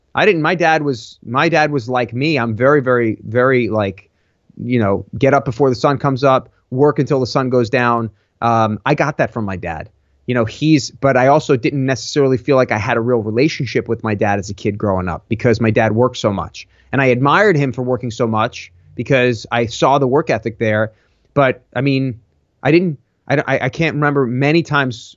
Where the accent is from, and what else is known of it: Long Island, New York, United States; born or raised there